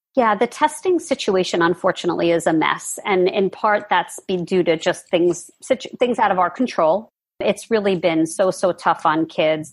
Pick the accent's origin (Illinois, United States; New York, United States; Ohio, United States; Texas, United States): New York, United States; I'm a New Yorker